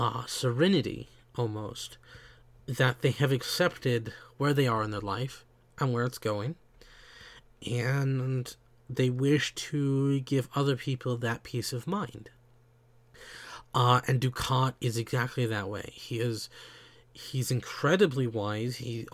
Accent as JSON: {"language": "English", "region": "the South", "country": "United States", "tie": "born or raised there", "said": "I grew up in the South, in the United States. I have certain things that are symbolic of my upbringing, but I don't act like every other Southerner"}